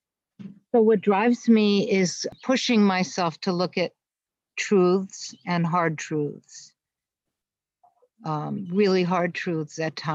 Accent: United States; I've been active as an American Jew and as a poet

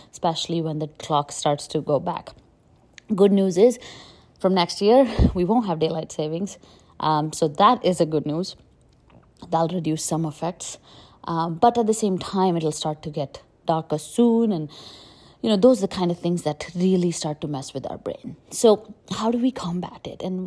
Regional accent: India; moved away as an adult; also born or lived in Delhi, India / Jaipur, India / Pune, India; now in United States; I grew up in India and it was really, really, really hot, right? Like I grew up in Delhi, Jaipur, and even when I got to Pune

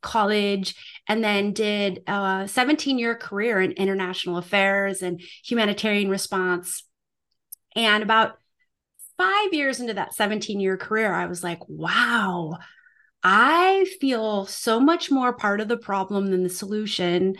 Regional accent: South Dakota, United States; moved away as an adult; I am originally from the United States. I grew up at, on a family farm and ranch in South Dakota

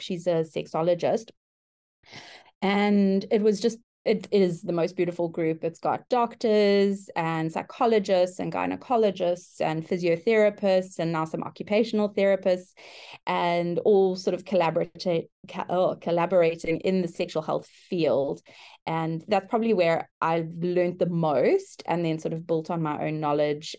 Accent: South Africa; moved away as an adult; now in Brisbane, Australia; I currently work in Brisbane, Australia, but I'm originally from South Africa. We've been living in Australia for the last two years

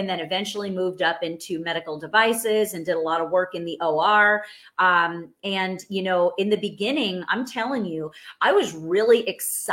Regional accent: New York, United States; now in Texas, United States; I'm from New York. I now live in Texas.

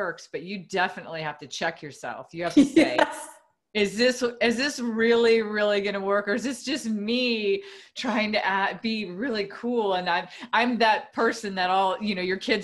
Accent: United States; a Spanish last name and I'm American

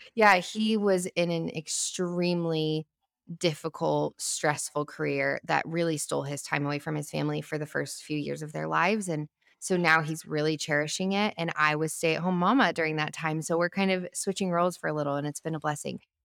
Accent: Albuquerque, New Mexico, United States; moved away as an adult; now in Franklin, United States; we lived in our hometown of Albuquerque for thirty years

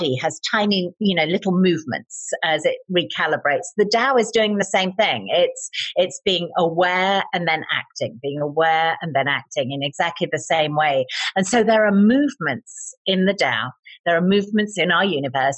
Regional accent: United Kingdom; I'm British

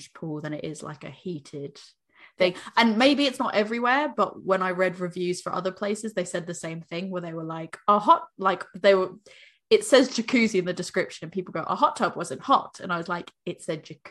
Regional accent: United States; now in United Kingdom; I'm American

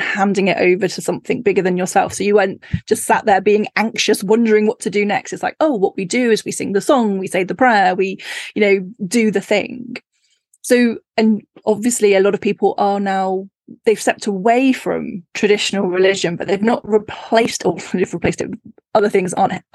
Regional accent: Cornwall, South West England, United Kingdom; when I grew up in Cornwall

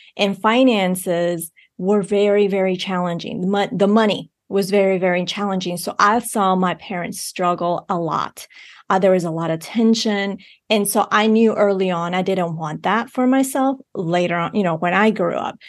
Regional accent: Bogotá, Colombia; I was born in Bogotá, Colombia

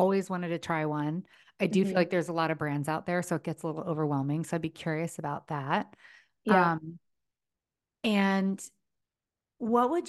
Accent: East Coast, United States; now in California, United States; I grew up on the East Coast

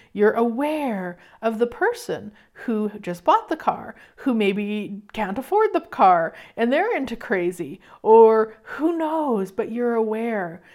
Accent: Canada; I'll be in there as a Canadian

